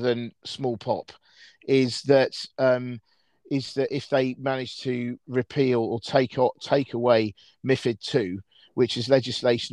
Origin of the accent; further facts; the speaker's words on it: United Kingdom; I'm British